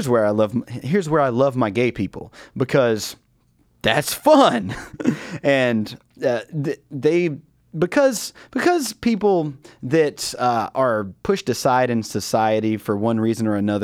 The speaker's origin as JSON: {"language": "English", "region": "the South", "country": "United States", "said": "I don't know if it's regional because I'm from the South or if it's pretty universal."}